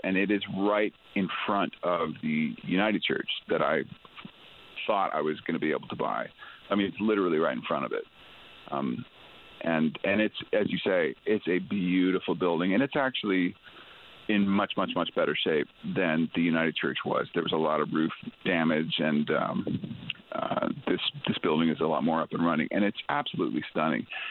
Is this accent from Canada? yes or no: yes; Ontario, Canada; I was born and raised in Ontario